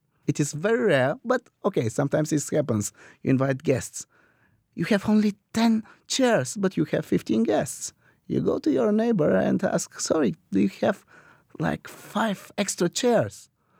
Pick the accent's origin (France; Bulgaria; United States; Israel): Bulgaria; Some would say that we are the Scottish on the Balkans.